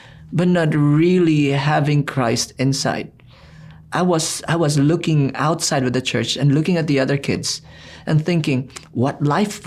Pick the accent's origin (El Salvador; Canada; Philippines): Philippines; I'm a Filipino